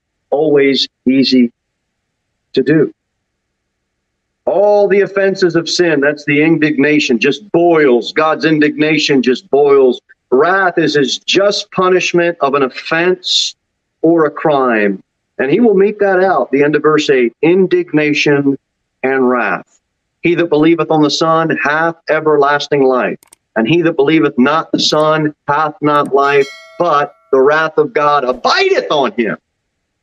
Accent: New Jersey, United States; also born or lived in Florida; now in Tennessee, United States; Growing up in New Jersey and even spending some time in Florida

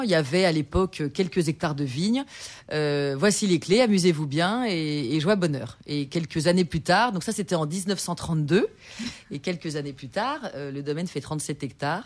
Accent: Burgundy, Bourgogne-Franche-Comté, France; also born or lived in Paris / Jura; je suis très bourguignonne. Hein. Je suis née en Bourgogne, j'ai grandi en Bourgogne

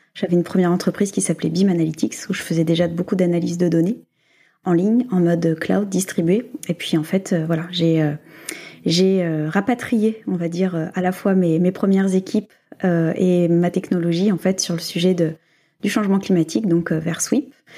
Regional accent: France; nous, en tant que Français

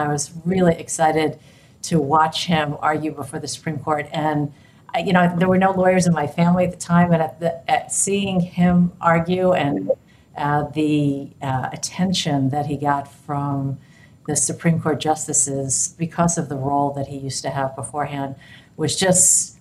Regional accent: New York, United States; moved away as an adult; now in San Francisco, United States; I grew up in New York

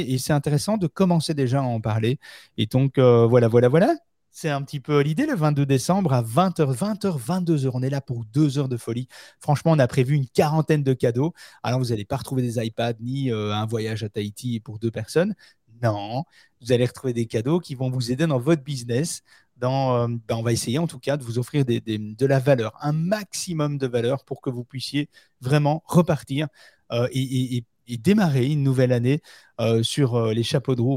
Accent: Belgium; chez nous en Belgique

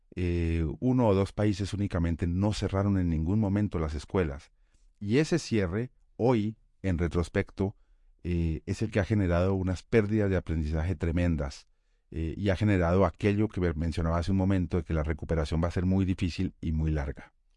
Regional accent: Colombia; en Colombia, en mi país

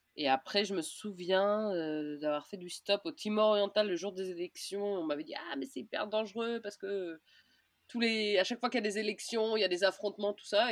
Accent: Orléans, Centre-Val de Loire, France; moved away as an adult; j'ai grandi à Orléans, mais depuis mes 18 ans, j'habitais plus à Orléans

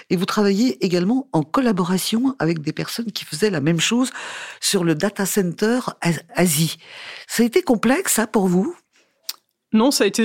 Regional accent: Valenciennes, Hauts-de-France, France; now in Lille, France; oui, je suis né à Valenciennes, mais maintenant j'habite à Lille.

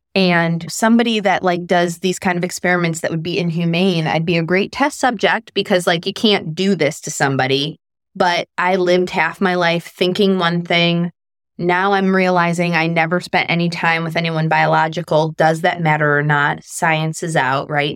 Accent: Chicago, Illinois, United States; I was born in Chicago.

